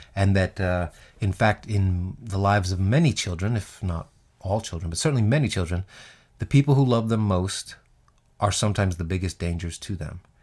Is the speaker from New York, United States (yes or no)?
yes; New York City, New York, United States; Growing up in Queens as a black kid